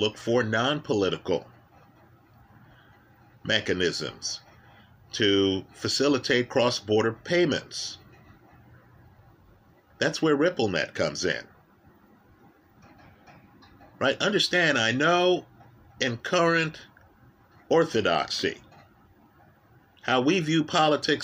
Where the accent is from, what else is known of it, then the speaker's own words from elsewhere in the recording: Jamaica; now in United States; I was born in Jamaica or that I'm an American citizen.